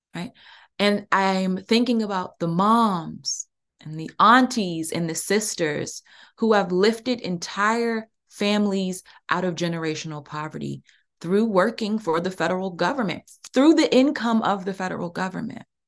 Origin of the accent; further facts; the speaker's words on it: Prince George's County, Maryland, United States; I grew up in Prince George's County. I'm about thirty minutes outside of D C